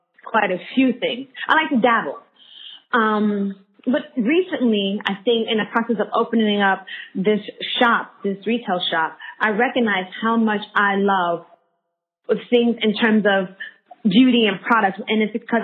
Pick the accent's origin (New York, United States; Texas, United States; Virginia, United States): New York, United States; New York City; moved away as an adult; also born or lived in Washington Heights; now in Sydney, Australia; I'm from Harlem, born and raised. Grew up for a hot second in Washington Heights